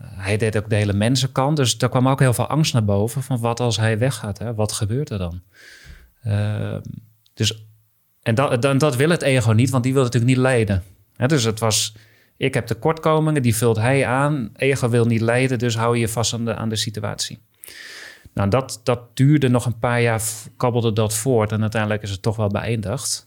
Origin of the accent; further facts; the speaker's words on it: Heerhugowaard, North Holland, Netherlands; ik kom uit Herengewaard, dus eh, ook al West-Friesland genoemd